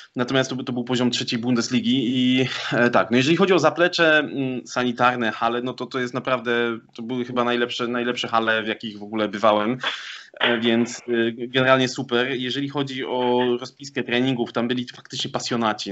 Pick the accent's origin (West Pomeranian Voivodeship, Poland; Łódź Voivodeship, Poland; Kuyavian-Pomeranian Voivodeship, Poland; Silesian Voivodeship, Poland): Silesian Voivodeship, Poland; Sosnowiec; also born or lived in Katowice; Sosnowca, z e, którego pochodzę